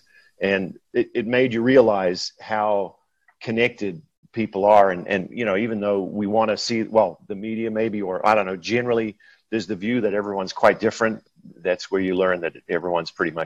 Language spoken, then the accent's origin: English; New Zealand; moved away as an adult; now in Minnesota, United States; I hail from New Zealand originally, the far, far south, and was born and raised there and came to the States in the early 90s to play college volleyball